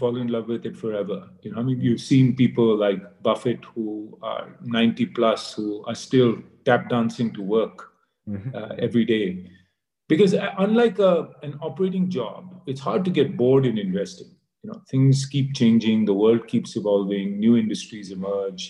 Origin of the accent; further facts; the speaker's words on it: India; also born or lived in United States; growing up in India in school, our only aspiration was to get, you know, the best job